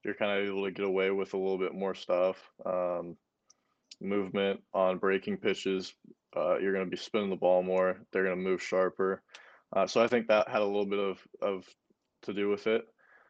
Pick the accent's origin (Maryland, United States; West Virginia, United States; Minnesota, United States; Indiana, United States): Minnesota, United States; also born or lived in Arizona; come back home and play for my home state